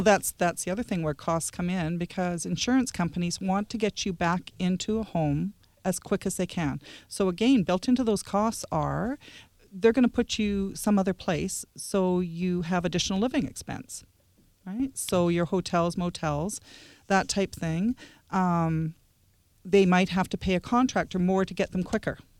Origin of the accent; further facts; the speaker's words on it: Lower Mainland, British Columbia, Canada; moved away; I'm actually not that far away, Lower Mainland